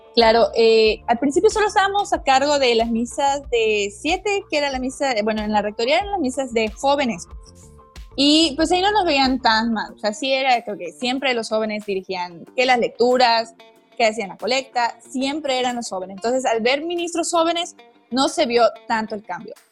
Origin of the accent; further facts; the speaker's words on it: Mérida, Yucatán, Mexico; originaria, nacida, crecida, viví aquí toda mi vida, Mérida, Yucatán, orgullosamente yucateca